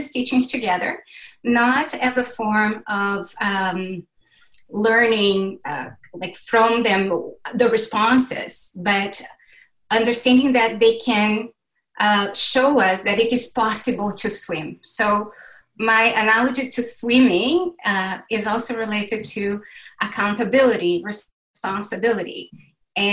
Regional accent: Brazil; I was born and raised in Brazil

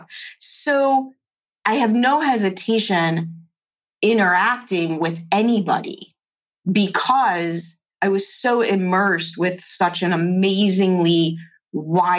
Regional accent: Chicago, Illinois, United States; I grew up in Chicago, public schools in the 70s and 80s

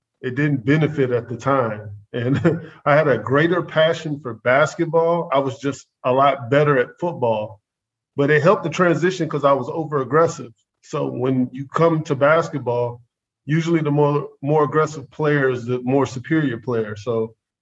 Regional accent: Atlanta, Georgia, United States; also born or lived in Morrow, Georgia / Tokyo, Japan; I'm from Atlanta, Georgia. Anybody that's from, you know, Atlanta, Georgia, born in the 80s, like we were, it wasn't the best situation to grow up

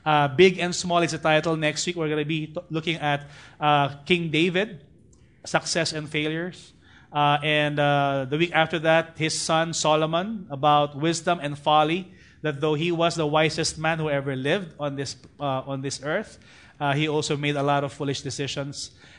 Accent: Parañaque, Metro Manila, Philippines; You know, in fact, I grew up in BF in Tahanan Village. There's actually an organization or association among the tricycle drivers. Whether you're the president of a TODA or the SATA or whatever in Parañaque

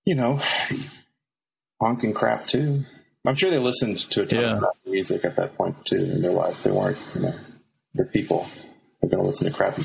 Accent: Texas, United States; I'm from Texas. I grew up in a Baptist family

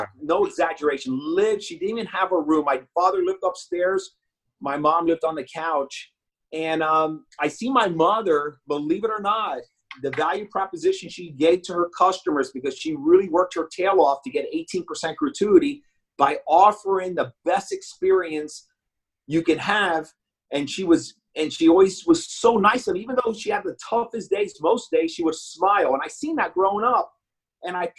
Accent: Miami, Florida, United States; also born or lived in Bronx, New York / Hialeah; I was born in the Bronx, and then as a peewee, we came to Miami, South Florida

